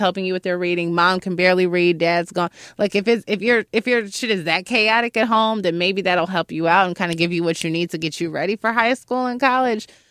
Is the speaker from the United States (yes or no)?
yes; Chicago, Illinois, United States; moved away as an adult; now in New York City, United States; I'm from Chicago, I'm from a neighborhood called Hyde Park